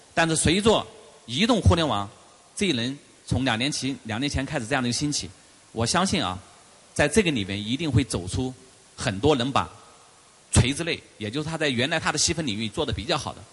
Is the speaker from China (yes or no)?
yes; China; 我们中国人很聪明